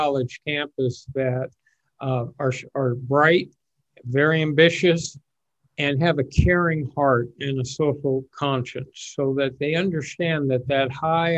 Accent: Los Angeles, California, United States; I grew up in Los Angeles, went to UCLA for a year, then to Berkeley in the crazy days of the 1960s

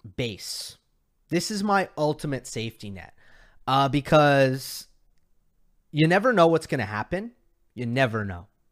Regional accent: New York, United States; now in Los Angeles, United States; I'm a New Yorker

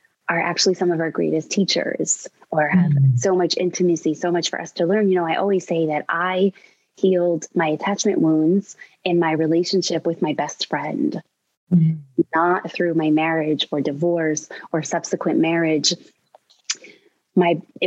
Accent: New York City, New York, United States; I grew up in New York City

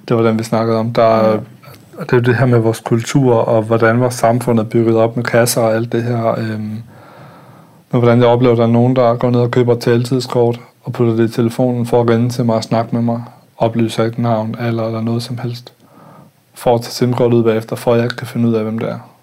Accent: Denmark; moved away; also born or lived in Østerbro, Copenhagen / Nørrebro, Copenhagen; en kultur, jeg voksede op i i Jylland

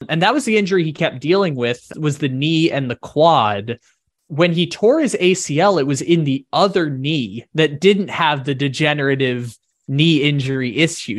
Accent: San Diego, California, United States; I grew up in San Diego

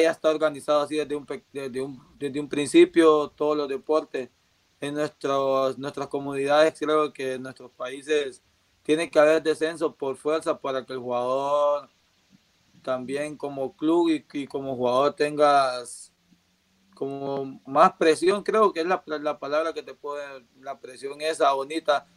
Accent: La Ceiba, Atlántida, Honduras; moved away; Ceiba, donde, donde nací

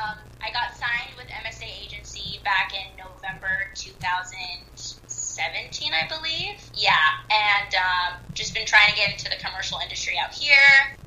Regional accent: Bay Area, California, United States; I'm from the Bay Area.

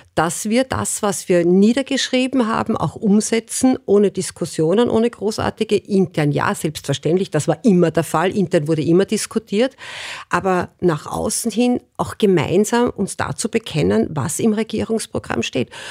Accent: Burgenland, Austria; ich komme aus dem Burgenland

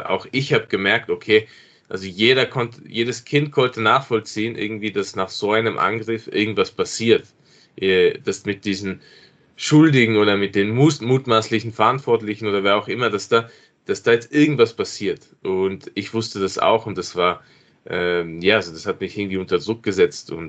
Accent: Innsbruck, Tyrol, Austria; Ich bin in Innsbruck aufgewachsen und war äh, bis zum damaligen Zeitpunkt nicht dort.

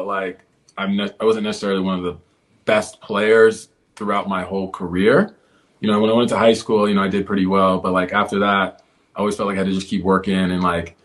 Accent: Houston, Texas, United States; now in Los Angeles, United States; I grew up in Houston

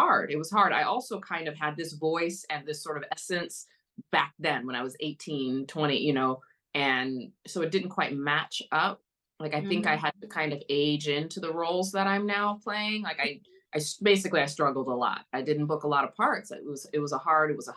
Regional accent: Los Angeles, California, United States; also born or lived in San Clemente, California; I'm born and raised in LA. I was born at UCLA Medical. I grew up in Koreatown

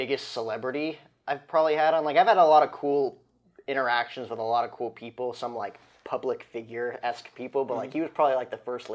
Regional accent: New Jersey, United States; moved away; I'm originally from New Jersey

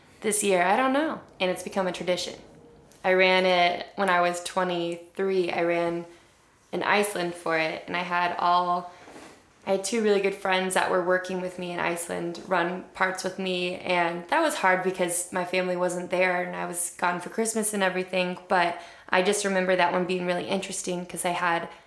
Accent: Midwest, United States; I'm a Midwesterner.

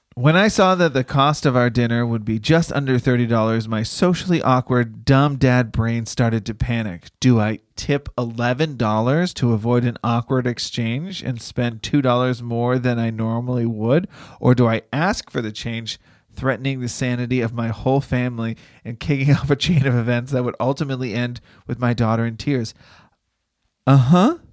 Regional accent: Boston, Massachusetts, United States; I'm from Boston

